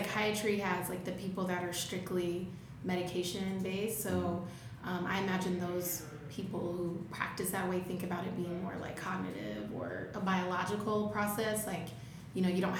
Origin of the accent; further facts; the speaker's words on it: Alabama, United States; moved away; I grew up in Alabama, if you can hear the accent. It's still there.